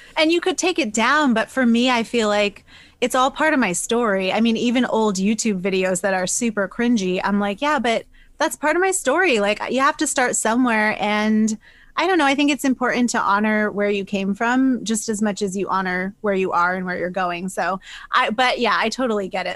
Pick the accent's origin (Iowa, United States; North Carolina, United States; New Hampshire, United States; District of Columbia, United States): New Hampshire, United States; moved away as an adult; also born or lived in Boston; I'm from New Hampshire originally. I was in Boston for about I think like nine, ten years, but I'm back to my roots now.